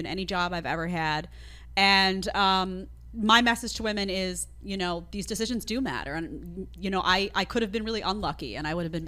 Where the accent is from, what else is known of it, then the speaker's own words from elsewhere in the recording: New York City, New York, United States; I grew up in Staten Island, not in Manhattan